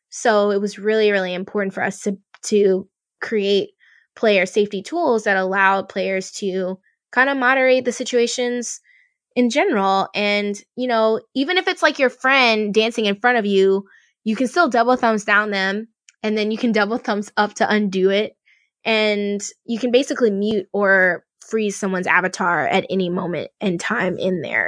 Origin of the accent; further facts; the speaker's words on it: Louisiana, United States; I'm from Louisiana